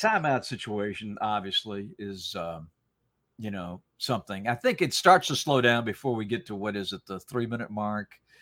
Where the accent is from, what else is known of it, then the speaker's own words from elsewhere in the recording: Salisbury, North Carolina, United States; also born or lived in Rhode Island; I grew up in North Carolina, and, uh, I was born in Rhode Island and my dad was transferred